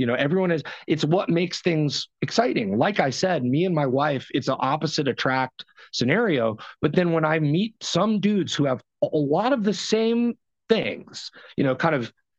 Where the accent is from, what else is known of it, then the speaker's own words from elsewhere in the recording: New York, United States; born there; And that I was born in New York and that my family...